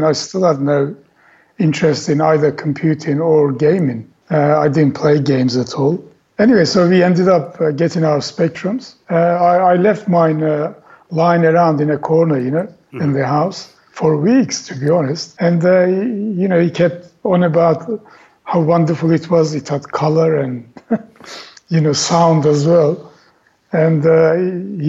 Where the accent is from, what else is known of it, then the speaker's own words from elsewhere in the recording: Turkey; English is a second language; moved away as an adult; having come from Turkey, you know, English wasn't my native language and I was still learning it